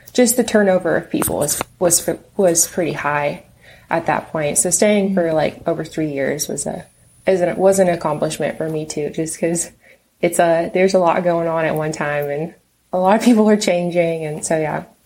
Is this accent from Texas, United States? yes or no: yes; Texas, United States; moved away as an adult; now in West Coast, United States; I'm originally from Texas and they moved me out here